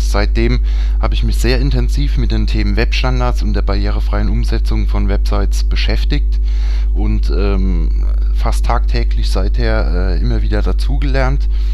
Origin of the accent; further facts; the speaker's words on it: Germany; bei uns in Deutschland